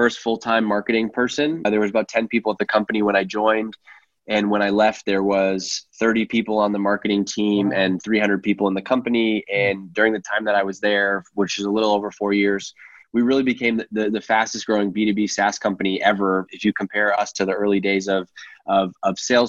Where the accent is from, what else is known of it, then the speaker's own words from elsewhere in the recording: Worcester, Massachusetts, United States; also born or lived in Staten Island, New York; I was born in Worcester, Massachusetts